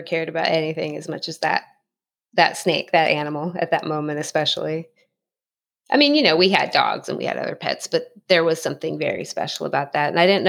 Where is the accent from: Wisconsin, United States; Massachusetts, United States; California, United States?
California, United States; San Dimas; I'm outside in Southern California. I grew up in San Dimas, California, Los Angeles County.